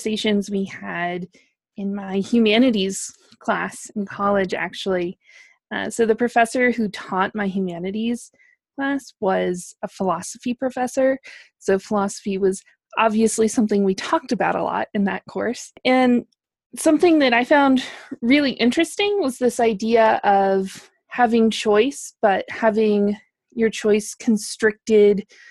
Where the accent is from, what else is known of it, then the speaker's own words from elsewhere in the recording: Wyoming, United States; moved away; growing up in Wyoming, near Salt Lake City, we're sort of in the heart of Mormon country.